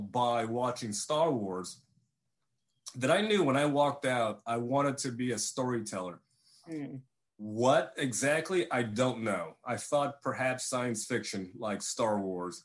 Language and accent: English; Vietnam; moved away; I was born in Vietnam in 1968 during the war